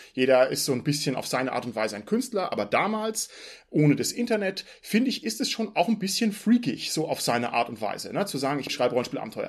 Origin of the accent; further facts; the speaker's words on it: Southern Germany, Germany; Ich komme ja aus Süddeutschland